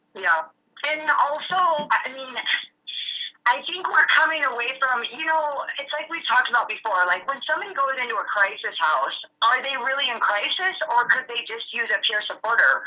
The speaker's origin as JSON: {"language": "English", "town": "Helena", "region": "Montana", "country": "United States", "said": "I'm from Helena"}